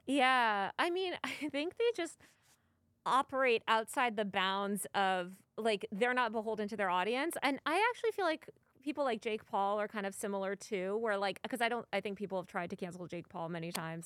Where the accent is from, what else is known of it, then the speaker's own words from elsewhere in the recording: New York, United States; moved away as an adult; now in Los Angeles, United States; I've lived in New York over half my life. I was born in New York.